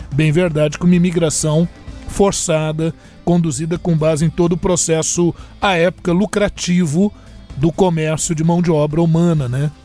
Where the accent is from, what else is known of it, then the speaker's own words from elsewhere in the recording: Brazil; Nós, como brasileiros